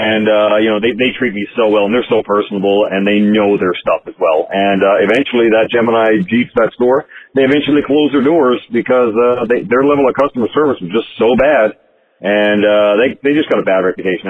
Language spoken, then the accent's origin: English; Canada; I'm from Canada